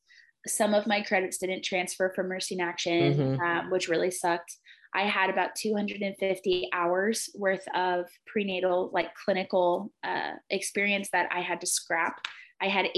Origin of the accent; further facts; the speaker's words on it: Chico, California, United States; now in Redding, United States; my hometown and my family's towns in the outskirts of Chico